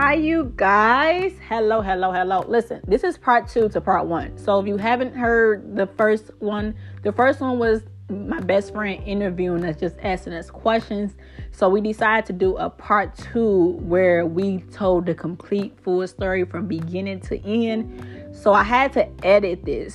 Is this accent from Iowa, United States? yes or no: no; Detroit, Michigan, United States; I'm from Detroit, Michigan